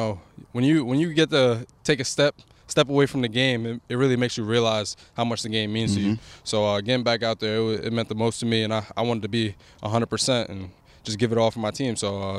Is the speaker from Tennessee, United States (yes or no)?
no; New Jersey, United States; now in Washington, D.C., United States; I'm from Jersey.